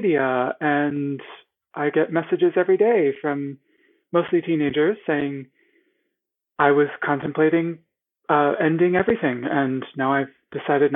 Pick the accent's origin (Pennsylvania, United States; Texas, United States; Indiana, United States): Pennsylvania, United States; central; The middle of Pennsylvania